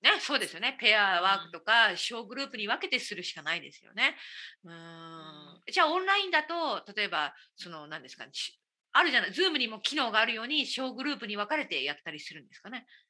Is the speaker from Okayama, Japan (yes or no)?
yes; Kurashiki, Okayama, Japan; moved away; also born or lived in Belfast, Northern Ireland; 私のふるさと岡山県の倉敷市